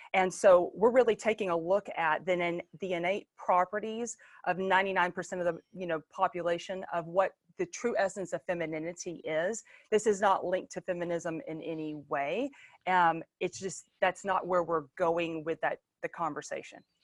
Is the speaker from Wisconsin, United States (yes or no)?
no; Longview, Texas, United States; I was born in the Bible Buckle of East Texas, Longview, Texas